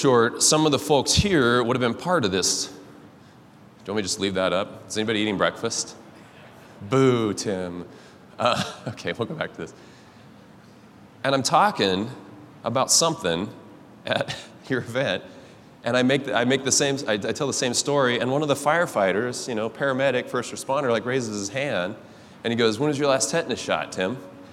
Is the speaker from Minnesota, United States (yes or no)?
no; Cascade, Idaho, United States; I'm from Cascade, Idaho, if anyone's ever been there, small town up in the mountains